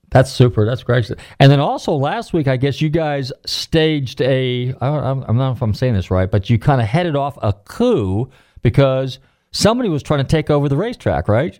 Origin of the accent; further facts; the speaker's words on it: Marin County, Northern California, United States; I'm from Northern California, Marin County